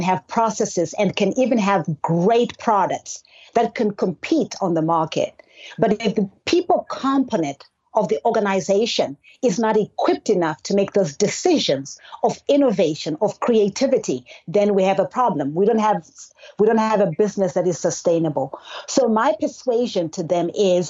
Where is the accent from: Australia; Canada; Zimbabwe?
Zimbabwe; now in Georgia, United States; I was actually born and raised in Zimbabwe, a country in the southern part of Africa